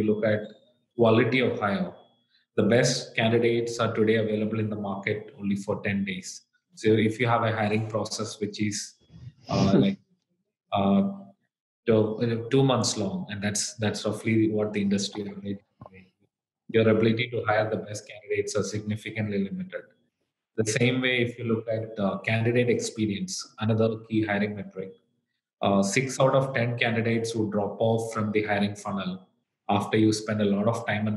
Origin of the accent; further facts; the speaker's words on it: Kerala, India; moved away as an adult; now in United States; I actually grew up in a very small town in the southern part of India. It's in a state called Kerala